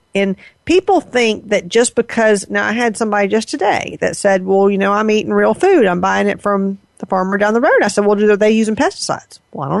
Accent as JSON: {"language": "English", "region": "the South", "country": "United States", "tie": "born or raised there", "said": "I grew up in the South"}